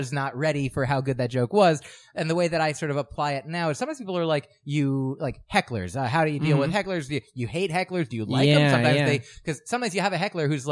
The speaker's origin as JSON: {"language": "English", "region": "New Jersey", "country": "United States", "tie": "born or raised there", "said": "I grew up in New Jersey"}